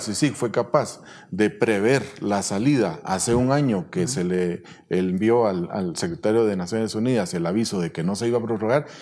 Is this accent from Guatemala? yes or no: yes; Guatemala; como guatemaltecos